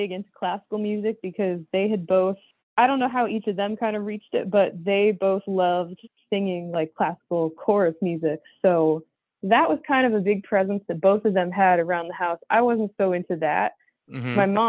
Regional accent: Massachusetts, United States; now in Vermont, United States; And I was born and raised in Massachusetts. I am currently living in Vermont, but I'm actually about to move back to Massachusetts

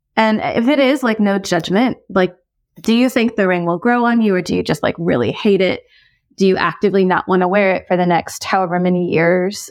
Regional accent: United States; I'm Korean American.

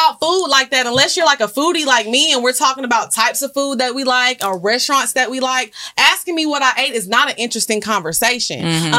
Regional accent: the South, Southern United States, United States

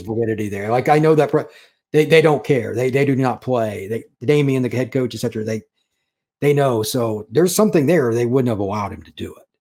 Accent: Indiana, United States; I grew up in Indiana

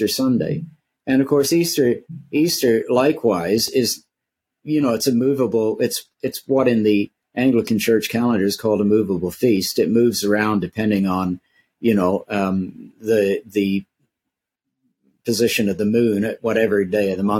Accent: Canada; I'm a Canadian

